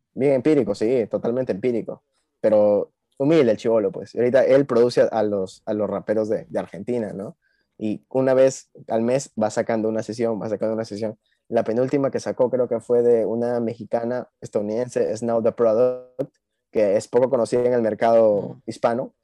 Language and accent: Spanish; Peru; vengo de Perú